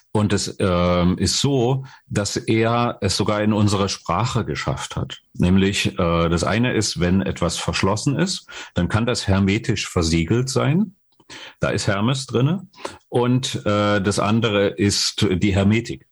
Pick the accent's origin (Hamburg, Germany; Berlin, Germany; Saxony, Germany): Saxony, Germany; Dresden; ich komme aus Dresden, und habe dort äh, eine normale Berufsausbildung gemacht, Abitur gemacht